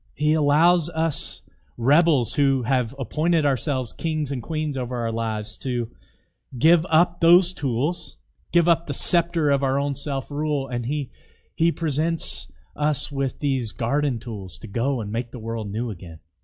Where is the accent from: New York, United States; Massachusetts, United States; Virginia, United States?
Virginia, United States; now in Canmore, Canada; I'm from Virginia